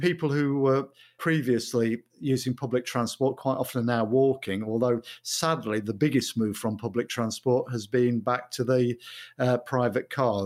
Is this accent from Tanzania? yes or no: no; Mansfield, East Midlands, United Kingdom; moved away as an adult; also born or lived in Sutton-in-Ashfield / Coventry; now in Manchester, United Kingdom; I was born in Mansfield. I lived there in Mansfield, Sutton, in Ashford, Kirk, in Ashfield till I was eighteen.